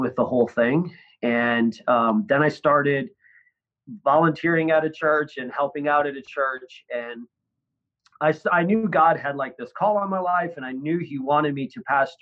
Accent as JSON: {"language": "English", "region": "northern Michigan", "country": "United States", "tie": "born or raised there", "said": "In northern Michigan, up by Lake Superior"}